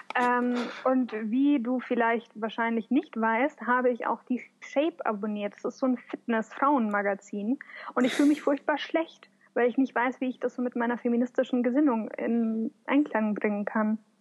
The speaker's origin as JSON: {"language": "German", "town": "Munich", "region": "Bavaria", "country": "Germany", "also_born_or_lived": "Upper Palatinate", "moved": "yes", "said": "ich komme aus München."}